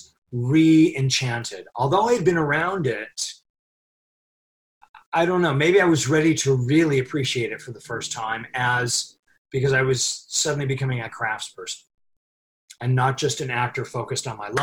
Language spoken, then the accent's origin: English; Los Angeles, California, United States; I was born and raised in Hollywood